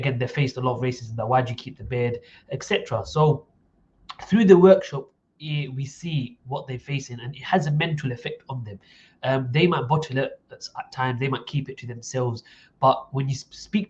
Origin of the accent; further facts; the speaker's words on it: Essex, East of England, United Kingdom; I was brought up in Essex